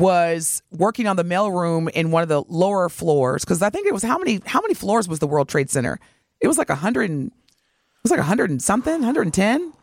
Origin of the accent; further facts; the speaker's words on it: Milwaukee, Wisconsin, United States; as Milwaukeeans